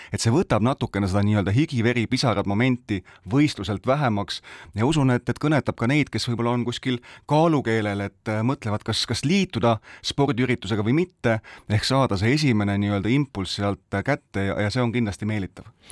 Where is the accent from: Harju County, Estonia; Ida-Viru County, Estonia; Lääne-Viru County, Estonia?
Lääne-Viru County, Estonia; Rakvere; Rakveres, meie kodulinnas, tõesti, me oleme virumaalased